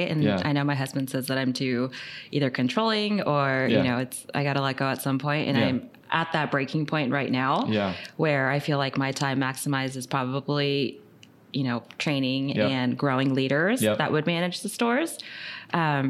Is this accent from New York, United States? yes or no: no; Orange County, California, United States; So born and raised in Orange County, been here all my life